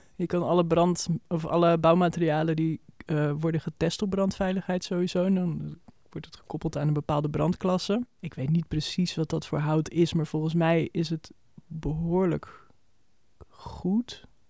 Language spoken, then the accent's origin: Dutch; Almere, Flevoland, Netherlands; now in Amsterdam, Netherlands; we zijn allebei opgegroeid in Almere